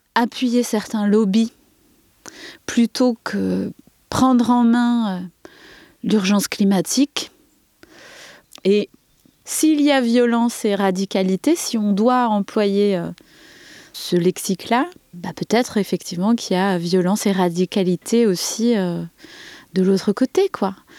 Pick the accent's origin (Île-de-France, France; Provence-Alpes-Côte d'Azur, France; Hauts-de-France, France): Île-de-France, France; Saint-Denis; moved away as an adult; now in Verfeil-sur-Seye, France; je viens de Saint-Denis